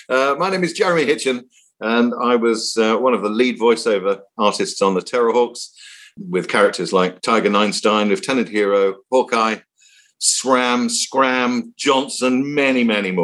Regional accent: Cape Town, Western Cape, South Africa; also born or lived in Singapore / Malaysia; And I spent my youth growing up in Cape Town. So there's a big naval base in Simonstown. And we were in Singapore, we were in Malaysia and so on.

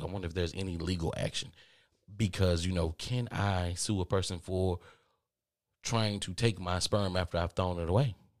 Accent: the South, United States; I'm from the South

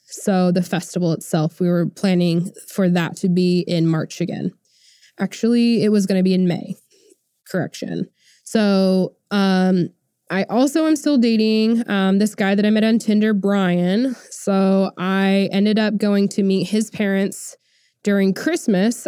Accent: Tulsa, Oklahoma, United States; I went to Tulsa, which is, um, basically my hometown

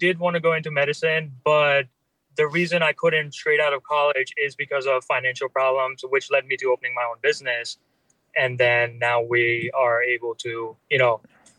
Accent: India; also born or lived in Philadelphia area, United States; now in United States; I was born in India. I migrated here.

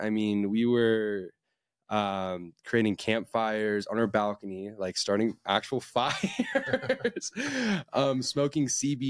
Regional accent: San Diego, California, United States; I'm from San Diego, California, born and raised.

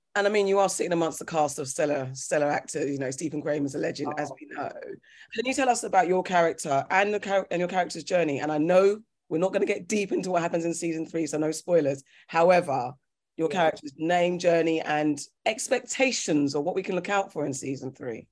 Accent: Ghana; I'm Ghanaian

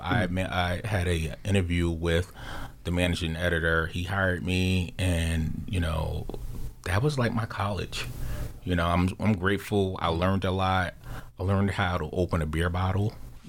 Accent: Jersey City, New Jersey, United States; being a young boy growing up in Jersey City

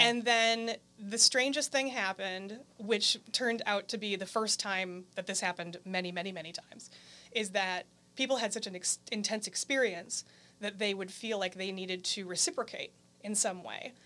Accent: Green Bay, Wisconsin, United States; also born or lived in California; I grew up in Green Bay, Wisconsin.

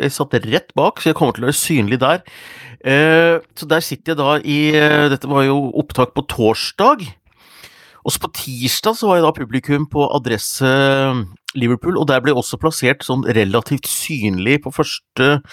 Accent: Hundalen, Nordland, Norway; moved away; i familien min hjemme, hjemme i Hundalen

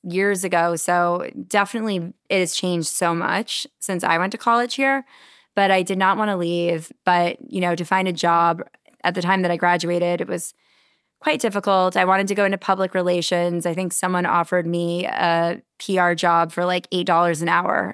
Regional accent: Connecticut, United States; moved away as an adult; also born or lived in New York City; now in Charleston, United States; I grew up in Connecticut

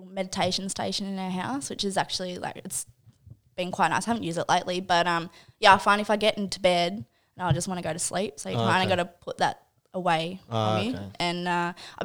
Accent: Toronto, New South Wales, Australia; now in Redhead, Australia; I'm actually from a place called Toronto. Or Toronto.

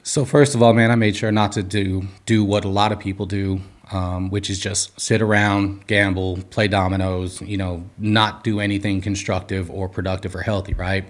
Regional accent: Los Angeles, California, United States; I'm from Los Angeles, California. Uh, grew up in Southern California, doing all the Southern California things

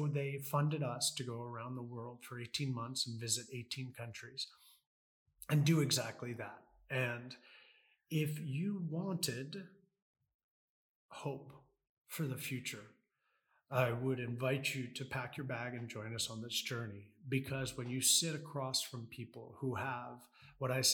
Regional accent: United States; I'm American.

